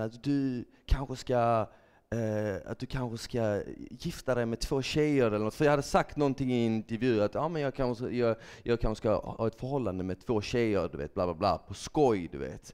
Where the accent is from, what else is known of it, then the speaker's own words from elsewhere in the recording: Malmö, Skåne, Sweden; also born or lived in Bosnia and Herzegovina; jag växte upp i Malmö, jag är född i Bosnien, så jag kom till Sverige när jag var tre år gammal med mina föräldrar.